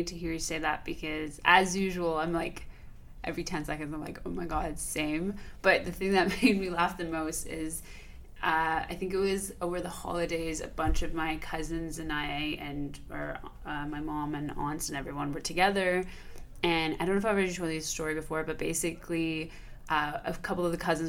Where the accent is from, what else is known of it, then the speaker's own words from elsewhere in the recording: Iran; how is it that we grew up with in Iran during a time of revolution, and then a war, and then another war